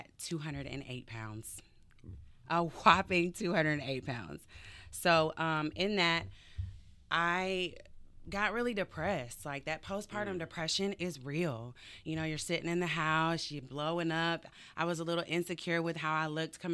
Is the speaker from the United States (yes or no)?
yes; Henry County, metro Atlanta, Georgia, United States; I grew up in Henry County